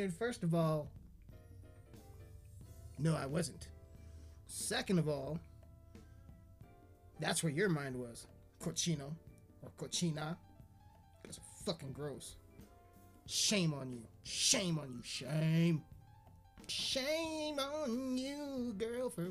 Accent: United Kingdom; accent: British; Because of my British accent, mate.

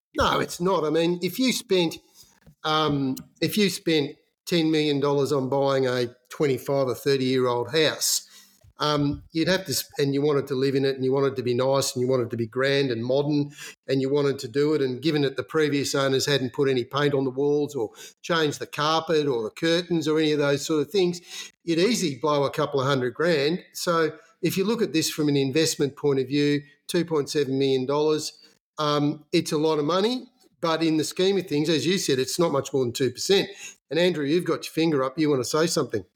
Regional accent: Magpie, Victoria, Australia; Valley and the Magpie Primary School 2271, which is where I uh, served my penance when I was a little kid.

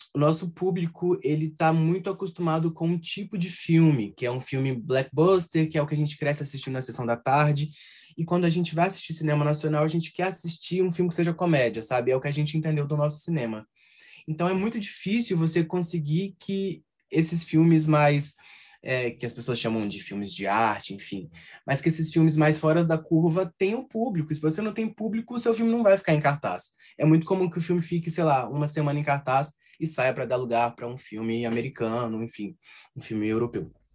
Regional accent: Minas Gerais, Brazil; accent: mineiro; em alguns momentos o nosso sotaque aparece

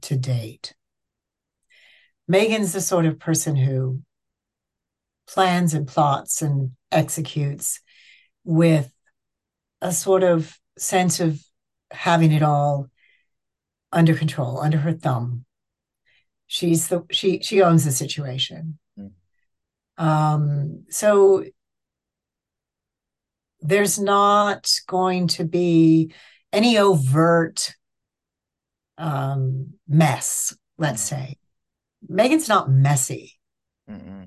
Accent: United States; now in England, United Kingdom; I live in England, and I'm an American

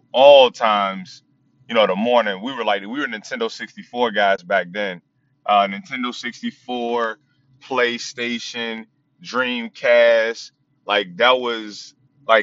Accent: Chesapeake, Virginia, United States; moved away; also born or lived in Norfolk, Virginia; Ended up moving to Chesapeake with my dad and finishing up, middle school and high school, over in Chesapeake.

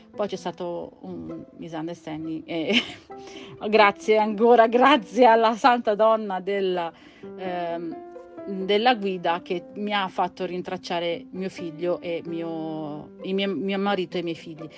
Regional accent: Campania, Italy; moved away; Io sono campana e nella mia città sul lungomare è pieno, attualmente non lo so perché manco da tanti anni

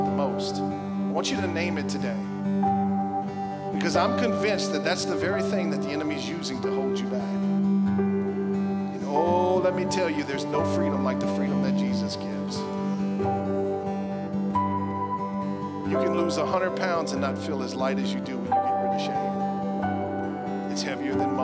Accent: United States; as an American

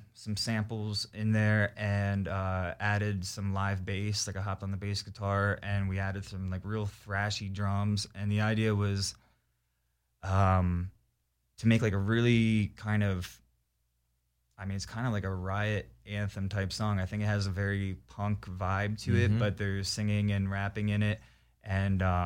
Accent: New Jersey, United States; I'm from South Jersey

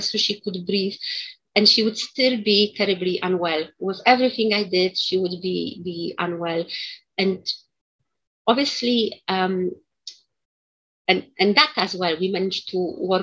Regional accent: Poland; moved away; also born or lived in United Kingdom; I was born in Poland.

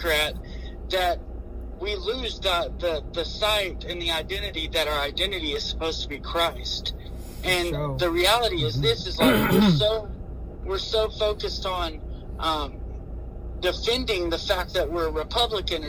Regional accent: United States; as an American

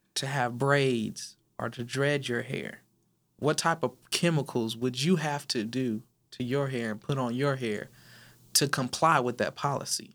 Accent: Inland Empire, California, United States; moved away as an adult; now in Dallas, United States; I was raised in California

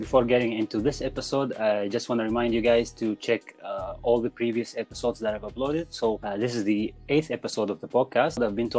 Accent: Al Kharj, Riyadh Province, Saudi Arabia; moved away; also born or lived in Sudan; I was raised up and born in Saudi Arabia.

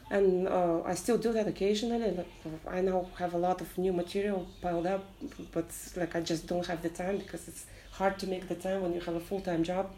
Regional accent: Kazakhstan; moved away as an adult; also born or lived in Vietnam; now in Ho Chi Minh City, Vietnam; I'm from Kazakhstan. I'm uh, a long term expat in Vietnam. It's been almost six years.

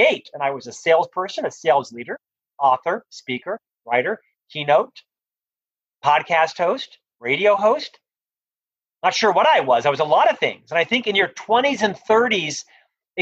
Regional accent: Central Florida, United States; moved away as an adult; now in Salt Lake City, United States; I'm from Florida originally. So I was raised in Central Florida back in the 70s

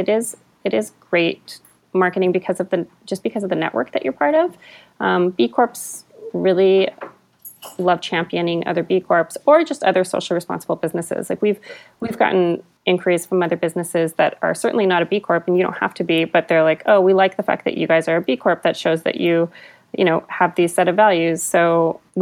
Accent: Albuquerque, New Mexico, United States; moved away as an adult; now in Canada; I'm from Albuquerque, New Mexico. I was born and raised

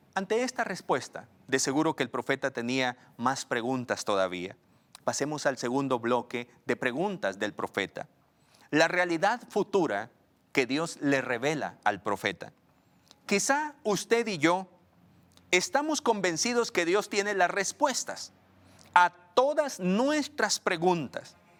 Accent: Guatemala; una sociedad pequeña como la guatemalteca

